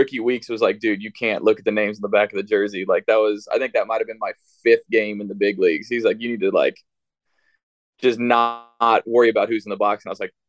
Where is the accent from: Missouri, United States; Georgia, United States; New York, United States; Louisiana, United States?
Missouri, United States; St. Louis; I grew up in St. Louis.